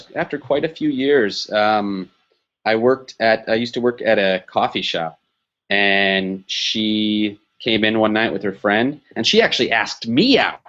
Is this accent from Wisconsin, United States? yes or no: yes; Wisconsin, United States; moved away as an adult; now in Los Angeles, United States